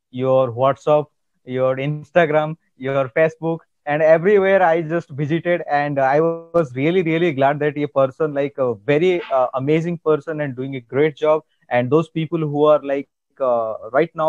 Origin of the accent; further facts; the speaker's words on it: India; accent: Indian; English is a second language; I know that my Indian accent is uh, like uh, different from your Canadian accent.